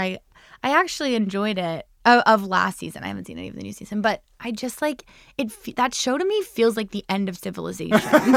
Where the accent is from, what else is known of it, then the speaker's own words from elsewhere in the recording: New Jersey, United States; also born or lived in Chicago; now in New York, United States; I'm from New Jersey